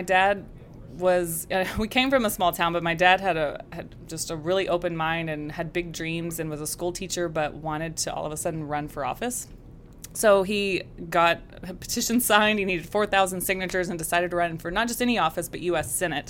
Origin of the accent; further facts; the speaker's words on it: Texas, United States; it is very much part of who I am and yeah, love being a Texan.